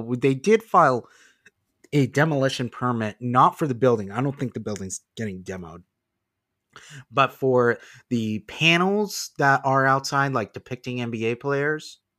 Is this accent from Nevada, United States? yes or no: yes; Las Vegas, Nevada, United States; also born or lived in California; I live in Las Vegas. I've lived here for most of my life.